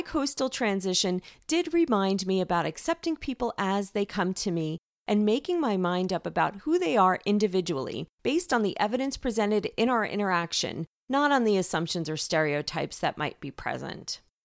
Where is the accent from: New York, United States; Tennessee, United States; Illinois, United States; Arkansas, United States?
New York, United States; accent: New York; moved away as an adult; now in California, United States; I was a New Yorker for the first 30 years of my life, and I kid you not, for the first few years, primarily when my accent was still pretty strong